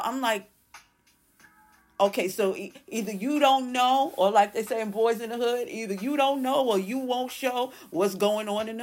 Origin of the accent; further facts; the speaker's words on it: New York City, New York, United States; I'm from New York. Maybe it's because I'm from Brooklyn